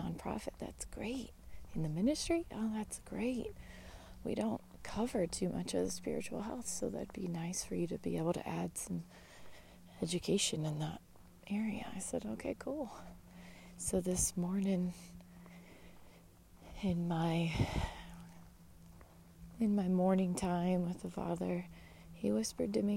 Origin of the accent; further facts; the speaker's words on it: United States; being an American